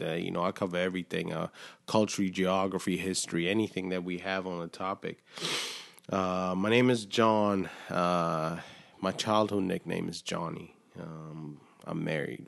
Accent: Killeen, Texas, United States; moved away as an adult; I grew up in Texas, uh, just in a small town in Killeen

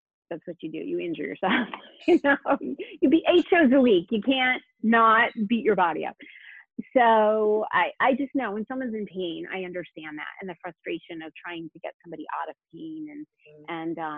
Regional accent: New Haven, Connecticut, United States; I grew up in New Haven, and so the Connecticut Ballet was there.

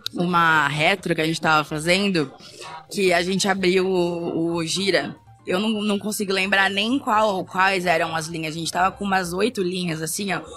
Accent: São Paulo, Brazil; preta sapatão aqui de São Paulo

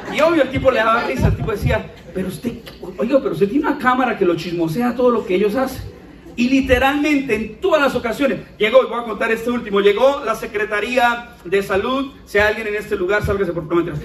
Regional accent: Bucaramanga, Santander, Colombia; así hablamos acá, niña. Es nuestra identidad

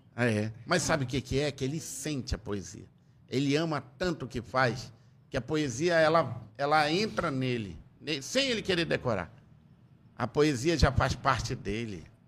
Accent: Tefé, Amazonas, Brazil; Eu sou de Tefé, fui criado sem eira nem beira

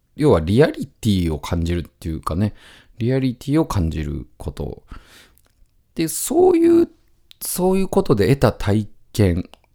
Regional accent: near Mount Daisen, Tottori, Japan; 僕の実家の僕の部屋だった部屋から2階なんですけど、その実家の部屋から、あの、大山っていうね、山、あの、スキー場なんかもあったりする山なんですけど、それが、あの、見えるんですよ

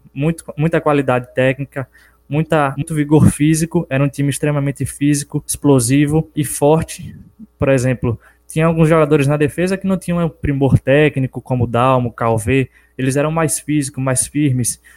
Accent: Capim Grosso, Bahia, Brazil; sou natural aqui de Capim Grosso, na cidade do interior da Bahia

